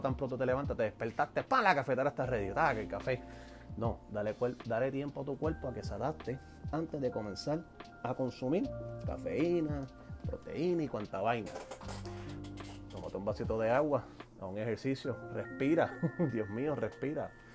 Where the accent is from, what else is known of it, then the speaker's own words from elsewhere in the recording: Puerto Rico; soy boricua